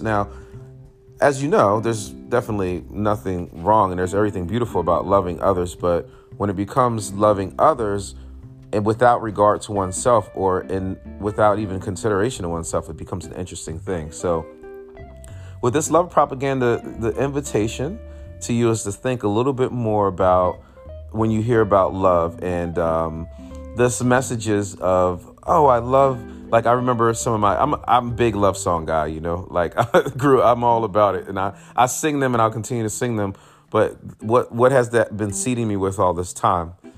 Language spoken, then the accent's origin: English; United States; born and raised in the United States of America